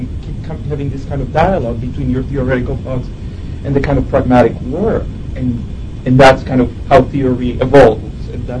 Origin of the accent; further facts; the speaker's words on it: Venezuela; English is a second language; moved away as an adult; now in New York, United States; here I was coming from Venezuela, and I arrived in New York